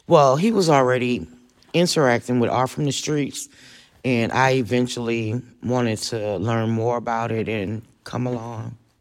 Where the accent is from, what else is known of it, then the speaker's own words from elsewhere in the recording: New Orleans, Louisiana, United States; moved away as an adult; now in Austin, United States; I was born in New Orleans, Louisiana, and after Katrina, I came to Austin